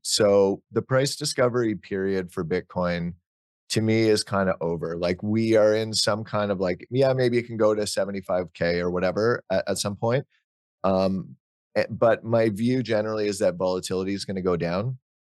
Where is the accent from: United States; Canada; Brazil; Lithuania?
Canada; Ottawa, Ontario; I grew up in Ottawa, which is where Nortel was based